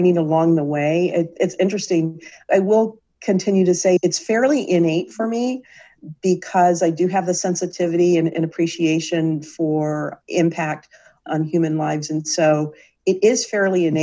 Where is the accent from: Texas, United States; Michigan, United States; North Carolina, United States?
Michigan, United States; I'm from Michigan, big Michigan sports fan